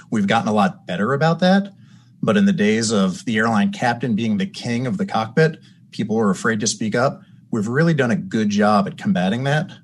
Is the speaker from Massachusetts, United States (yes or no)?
no; Long Island, New York, United States; I grew up on Long Island